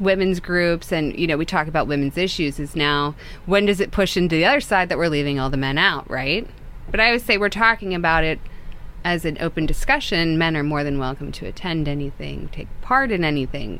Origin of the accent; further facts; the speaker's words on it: Pittsburgh, Pennsylvania, United States; also born or lived in Kansas; I'm from Kansas. I moved here very young, though, to Pittsburgh. My mother's from here.